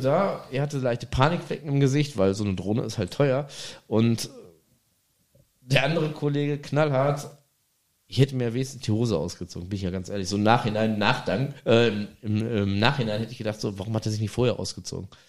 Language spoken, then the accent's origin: German; Germany; ich bin, ne, Deutscher